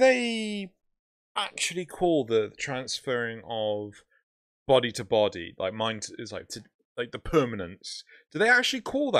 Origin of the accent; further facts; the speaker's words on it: United Kingdom; we're British.